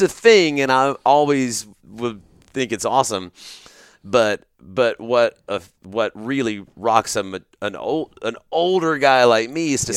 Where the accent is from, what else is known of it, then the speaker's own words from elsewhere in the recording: Grand Prairie, Texas, United States; I grew up here in Texas mm-hmm. in the Dallas Fort Worth Metroplex. I was born in Grand Prairie.